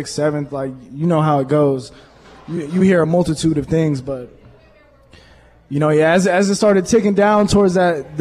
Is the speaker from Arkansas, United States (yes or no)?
no; Portland, Oregon, United States; now in Green Bay, United States; I'm from Portland